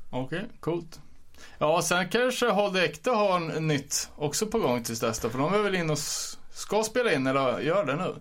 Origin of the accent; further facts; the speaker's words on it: Örebro, Örebro County, Sweden; jag var från Örebro